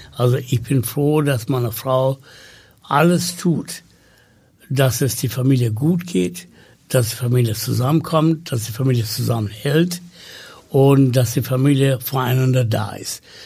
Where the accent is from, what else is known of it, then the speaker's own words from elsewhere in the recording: Sri Lanka; first language Tamil; German is a second language; moved away as an adult; now in Hamburg, Germany; ich komme aus Sri Lanka